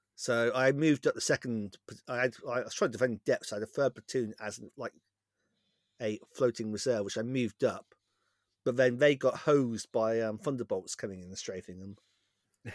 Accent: West Country, South West England, United Kingdom; accent: West Country; My West Country accent's

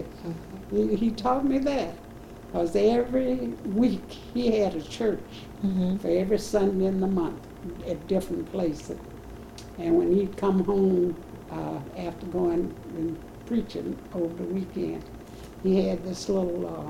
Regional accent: St. Louis, Missouri, United States; also born or lived in the South; I was born in the South

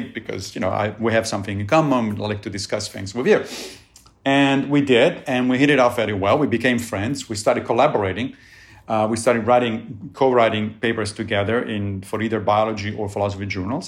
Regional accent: Rome, Lazio, Italy; moved away; I grew up in Italy and in, in Rome

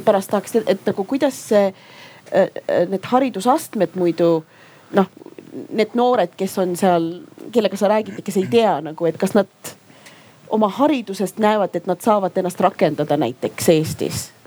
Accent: Estonia; also born or lived in Yemen; ma olen ju eestlane, ma olen ka jeemenlane

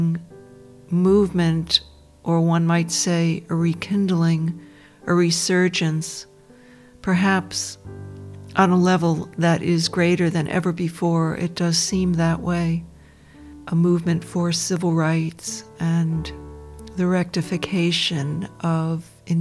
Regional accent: Dobbs Ferry, New York, United States; now in Australia; I was born in the United States, in a suburb of New York, a middle-class suburb for the most part, called Dobbs Ferry, on the shores of the Hudson River

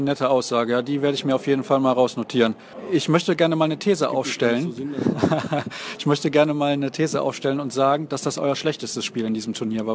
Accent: Germany; wir sind Deutsche

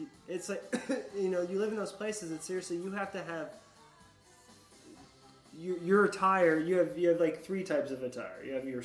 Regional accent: the South, United States; I come from Appalachian mountain folk and pretty much New Hampshire mountain folk. You know, like right. It's country farm or whatever, and ended up being growing up in the fucking redneck South.

